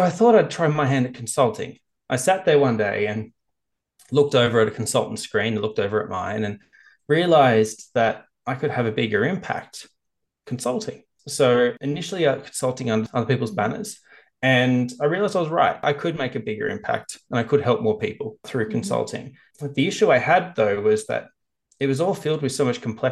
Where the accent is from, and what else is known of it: Australia